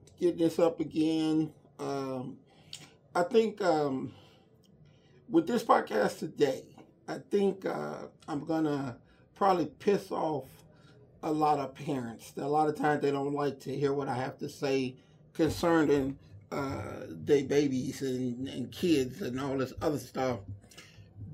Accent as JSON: {"language": "English", "town": "Inglewood", "region": "California", "country": "United States", "tie": "born or raised there", "said": "I was born and raised in the Inglewood area or in Inglewood."}